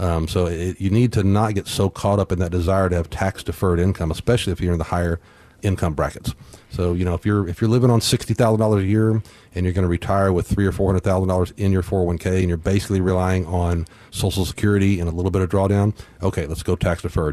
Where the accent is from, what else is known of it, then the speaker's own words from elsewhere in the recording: Corpus Christi, Texas, United States; growing up in Corpus